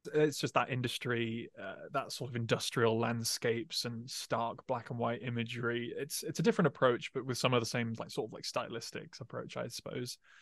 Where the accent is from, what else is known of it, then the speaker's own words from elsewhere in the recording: England, United Kingdom; growing up in England